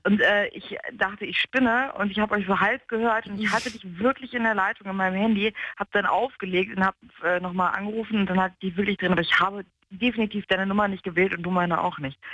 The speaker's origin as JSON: {"language": "German", "region": "England", "country": "United Kingdom", "moved": "yes", "said": "wir kommen aus England"}